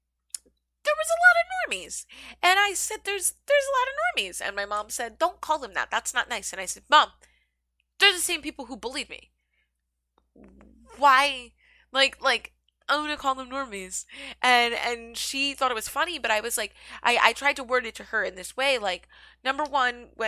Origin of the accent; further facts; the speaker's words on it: Philadelphia, Pennsylvania, United States; now in New York City, United States; I am from Philadelphia originally. I currently live in New York City